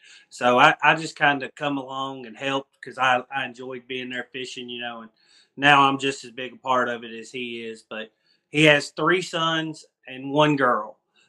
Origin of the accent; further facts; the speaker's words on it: Scottsville, Kentucky, United States; Scottsville, Kentucky.